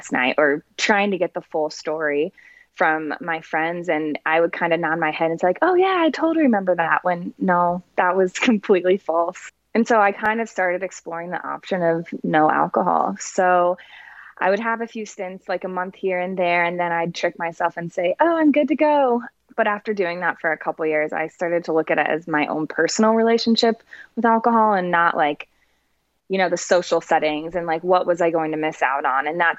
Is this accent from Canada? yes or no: no; Indianapolis, Indiana, United States; moved away as an adult; now in Denver, United States; I'm from Indianapolis, Indiana, and I just moved to Denver in October.